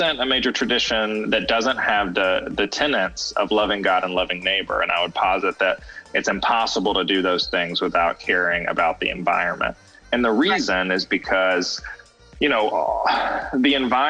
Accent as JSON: {"language": "English", "town": "LaGrange", "region": "Georgia", "country": "United States", "tie": "born or raised there", "said": "I grew up in Georgia. I'm a Georgia native from LaGrange"}